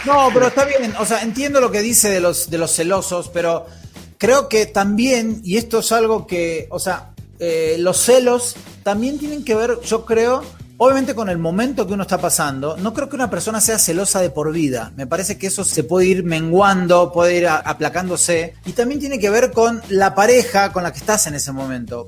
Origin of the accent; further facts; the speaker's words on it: Argentina; moved away; cómo somos los argentinos